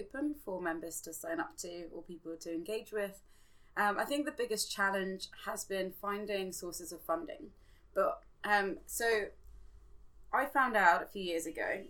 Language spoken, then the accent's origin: English; Buckinghamshire, South East England, United Kingdom; also born or lived in Zimbabwe; having grown up in Buckinghamshire